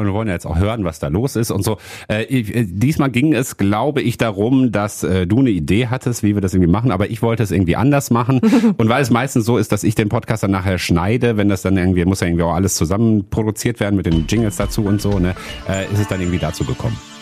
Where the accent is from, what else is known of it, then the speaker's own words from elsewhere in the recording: Wuppertal, North Rhine-Westphalia, Germany; bei uns in Wuppertal